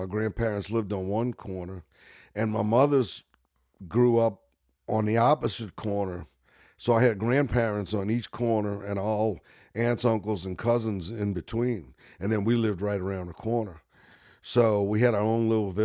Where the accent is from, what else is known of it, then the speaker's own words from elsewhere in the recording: New Orleans, Louisiana, United States; I grew up in Gentilly